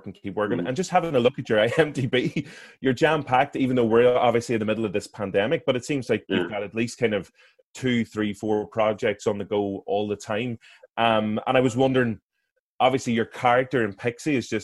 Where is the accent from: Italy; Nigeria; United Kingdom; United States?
United Kingdom; Derry, Northern Ireland; I'm from Derry